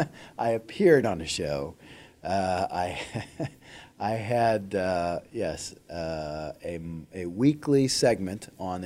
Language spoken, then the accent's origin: English; St. Louis, Missouri, United States; But I had a friend that I grew up with in St. Louis who was teaching English in Japan